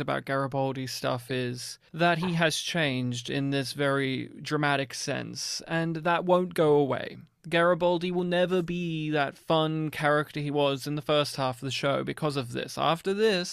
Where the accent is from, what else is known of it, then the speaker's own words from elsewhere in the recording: Australia; as an Australian